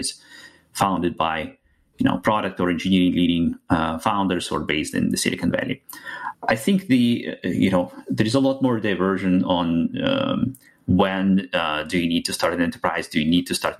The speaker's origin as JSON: {"language": "English", "country": "Russia", "tie": "born or raised there", "second_language": "English", "moved": "as an adult", "lives_now": "United States", "said": "As you can hear from my accent, I'm from outside of the US, moved to the US about 10 years ago. Before that, was born and raised in Russia"}